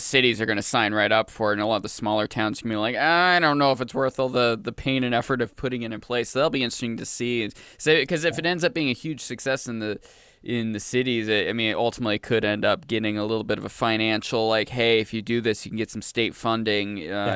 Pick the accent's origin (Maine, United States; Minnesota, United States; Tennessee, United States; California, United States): Maine, United States; moved away; I grew up in Maine